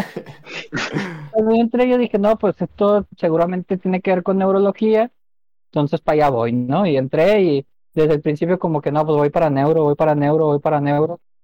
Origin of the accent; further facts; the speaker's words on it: Monterrey, Nuevo León, Mexico; nacido y criado aquí en Monterrey